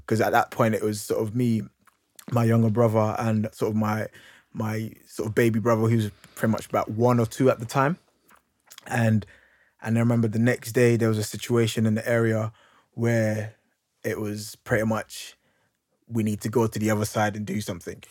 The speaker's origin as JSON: {"language": "English", "region": "London", "country": "United Kingdom", "tie": "born or raised there", "said": "I grew up in, I grew up in Hackney"}